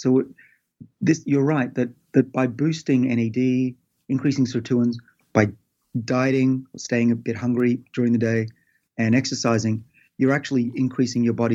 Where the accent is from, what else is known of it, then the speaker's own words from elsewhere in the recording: Sydney, New South Wales, Australia; I did a lot as an Australian growing up in Sydney